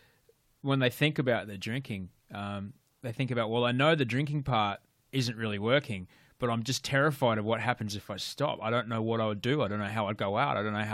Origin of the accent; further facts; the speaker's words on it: Australia; the society that I remember growing up in Australia.